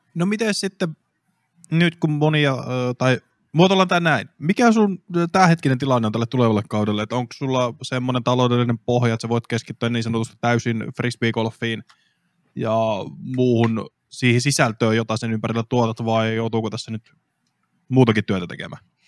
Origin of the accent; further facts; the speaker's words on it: Kyyjärvi, Central Finland, Finland; mä oon siis Kyvijärveltä